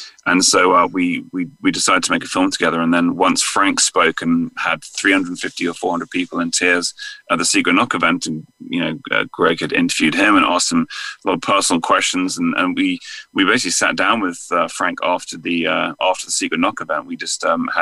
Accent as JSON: {"language": "English", "region": "England", "country": "United Kingdom", "accent": "English", "moved": "as an adult", "lives_now": "United States", "said": "England. Yeah, I moved out here in 2009, so it's been just, yeah, this is my 12th year here now."}